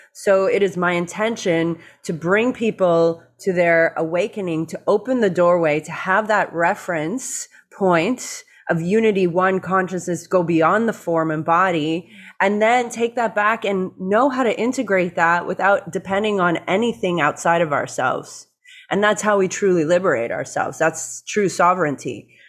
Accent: Toronto, Ontario, Canada; born or raised there; moved away as an adult; also born or lived in Venice Beach, California; now in Hawaii, United States

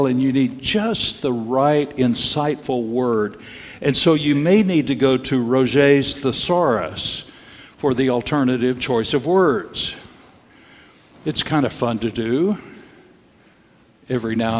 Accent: Texas, United States; I grew up in Texas

